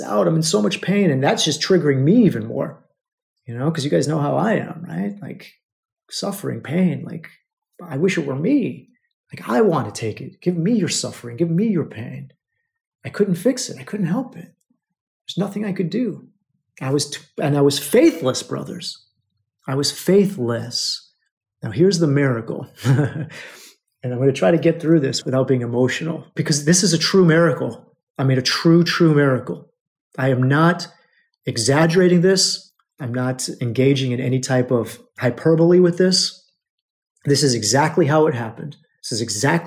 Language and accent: English; United States; They don't know that we're American